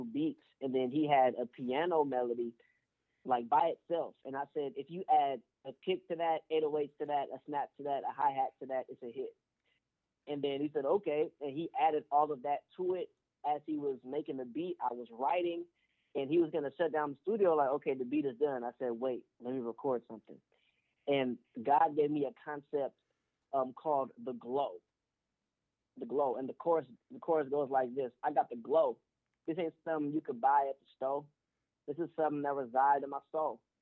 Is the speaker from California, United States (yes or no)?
yes; Pittsburg, California, United States; also born or lived in Oakland, California; I'm from the East Bay Area, West Pittsburgh, California